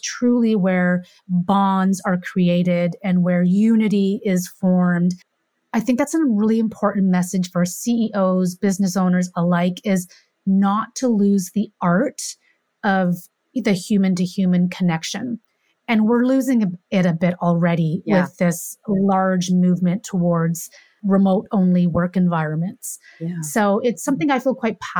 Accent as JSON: {"language": "English", "country": "Canada", "said": "I'm from Canada"}